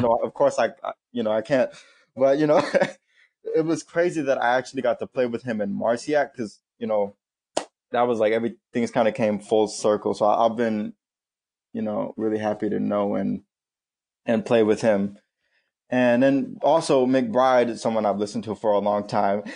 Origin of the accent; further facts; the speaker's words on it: Florida, United States; moved away as an adult; also born or lived in Indiana; now in New York, United States; I was born in Indiana, but I moved down to Florida when I was about five or six, so I'm definitely more of a Floridian